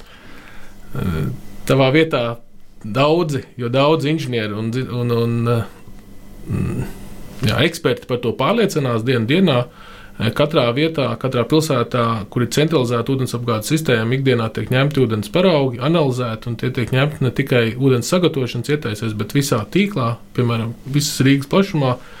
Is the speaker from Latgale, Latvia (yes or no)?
no; Liepāja, Kurzeme, Latvia; moved away as an adult; also born or lived in Riga; mans personīgais piemērs ir visu bērnību dzīvojot Liepājā